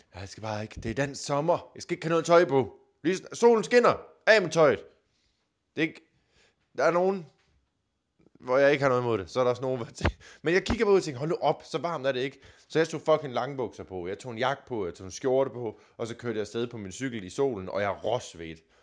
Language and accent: Danish; Denmark; Jylland, hvor jeg kommer fra